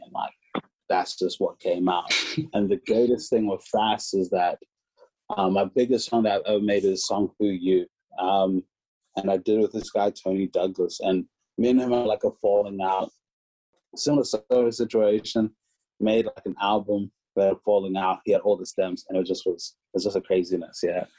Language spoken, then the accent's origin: English; Hamilton, Waikato, New Zealand; moved away; we grew up in Hamilton, New Zealand together